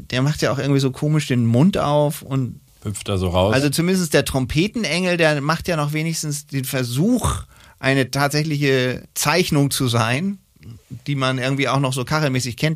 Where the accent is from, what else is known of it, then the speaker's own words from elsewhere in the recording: Hamburg, Germany; Ich bin Hamburger, ja.